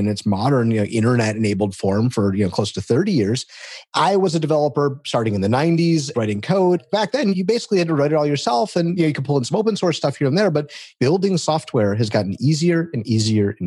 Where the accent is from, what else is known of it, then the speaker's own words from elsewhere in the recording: Detroit, Michigan, United States; I come from Detroit, the automotive capital of the world. And so I grew up around cars